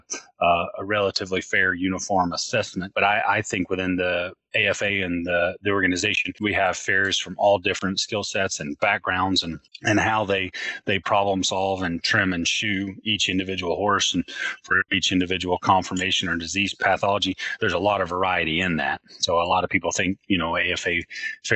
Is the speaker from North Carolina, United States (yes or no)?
yes; Western North Carolina, United States; I grew up in Western North Carolina